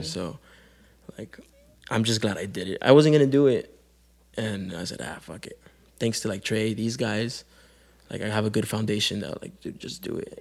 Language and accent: English; Calexico, California, United States; moved away as an adult; also born or lived in Mexicali, Mexico; now in San Diego, United States; I'm from Calexico, California, but I've been in San Diego for about next year will be my 10th year